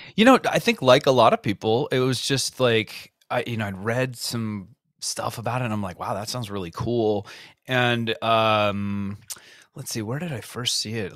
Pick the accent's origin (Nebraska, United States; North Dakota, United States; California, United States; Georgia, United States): California, United States; Cupertino; I grew up in Cupertino